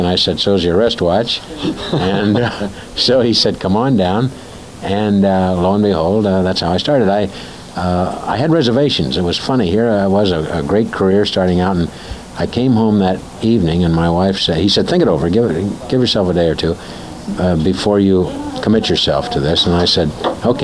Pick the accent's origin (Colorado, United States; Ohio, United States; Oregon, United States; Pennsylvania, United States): Ohio, United States; Springfield; moved away; also born or lived in Dayton, Ohio; That's where I was born, and I grew up in Springfield, up north of there in a little small town